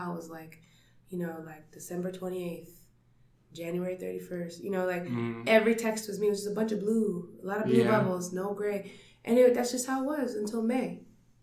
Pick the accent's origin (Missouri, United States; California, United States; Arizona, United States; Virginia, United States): Arizona, United States; Phoenix; I grew up in Phoenix